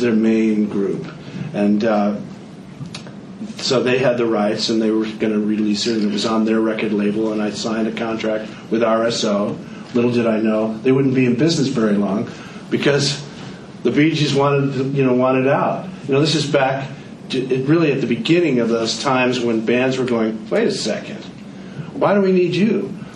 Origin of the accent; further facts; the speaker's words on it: Connecticut, United States; moved away as an adult; also born or lived in Philadelphia / New York; I grew up in Connecticut